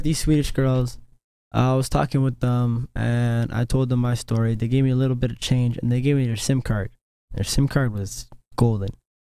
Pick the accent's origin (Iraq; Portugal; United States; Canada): Canada; these niggas find out I'm Canadian